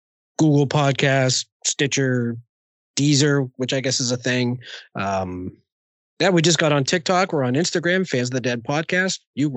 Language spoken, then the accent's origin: English; Boston, Massachusetts, United States